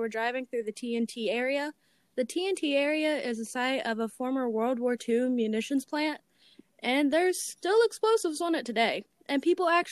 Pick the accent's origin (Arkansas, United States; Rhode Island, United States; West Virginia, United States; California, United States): West Virginia, United States; you could probably tell by our very nice accents, we're from West Virginia